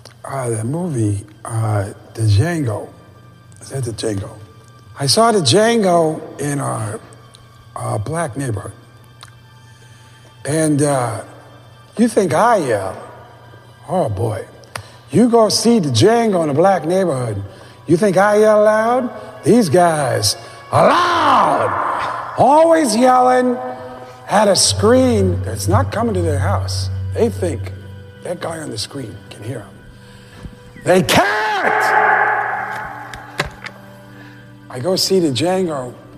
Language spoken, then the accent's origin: English; New York, United States; I grew up in Spanish Harlem. White guy, Spanish Harlem.